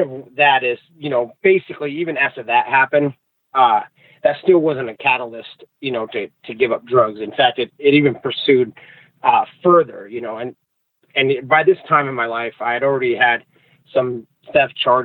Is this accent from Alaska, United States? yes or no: yes; Anchorage, Alaska, United States; moved away as an adult; now in Idaho, United States; I spent most of my life growing up in Anchorage, Alaska